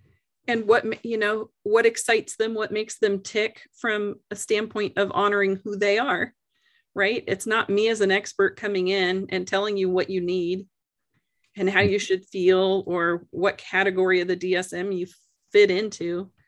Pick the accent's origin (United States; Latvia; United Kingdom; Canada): Canada; born there; my parents are American. I was born in Canada and raised kind of all over